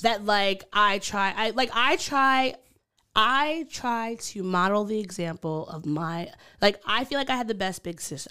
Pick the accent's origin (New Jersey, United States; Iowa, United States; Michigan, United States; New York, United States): New York, United States; Long Island; accent: Long Island; my Long Island accent